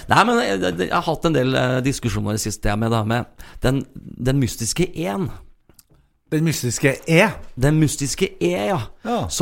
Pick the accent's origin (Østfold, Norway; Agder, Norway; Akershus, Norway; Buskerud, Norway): Østfold, Norway; Sarpsborg; moved away as an adult; now in Melhus, Norway; Født og oppvokst i Sarpsborg, 20 minutter fra Sverige og en drøy time fra Oslo.